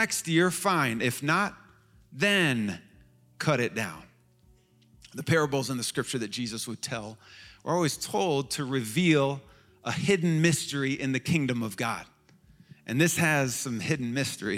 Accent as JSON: {"language": "English", "town": "Chicago", "region": "Illinois", "country": "United States", "moved": "as an adult", "lives_now": "Washington, D.C., United States", "said": "I was from Chicago, which is the middle of the nation, and it's the heart of the Midwest."}